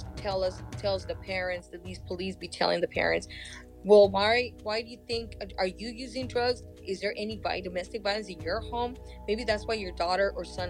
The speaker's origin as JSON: {"language": "English", "area": "Third Mesa, Hopi", "region": "Arizona", "country": "United States", "moved": "yes", "lives_now": "California, United States", "said": "I come from the Sun Clan and Eagle Clan in Third Mesa Hood Villa"}